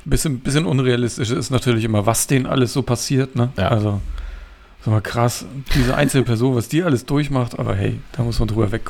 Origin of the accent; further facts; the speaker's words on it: Kiel, Schleswig-Holstein, Germany; ich dachte, ich sehe jetzt noch ein bisschen was von meiner Heimatstadt